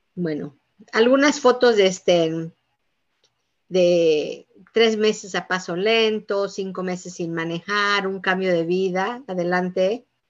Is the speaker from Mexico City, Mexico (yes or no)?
no; Yucatán, Mexico; moved away; somos originarios de Yucatán